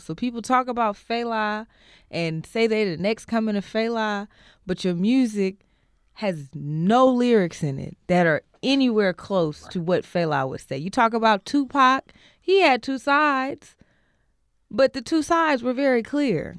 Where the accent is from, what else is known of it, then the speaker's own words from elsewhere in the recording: Oakland, California, United States; born and raised in Oakland, from Oakland, of Oakland